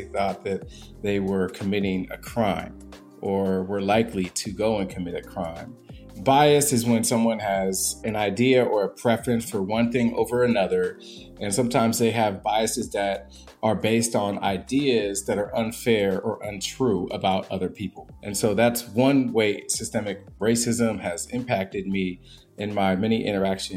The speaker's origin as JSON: {"language": "English", "town": "Portland", "region": "Oregon", "country": "United States", "tie": "born or raised there", "said": "I am a 37-year-old African-American male, born and raised in Portland, Oregon"}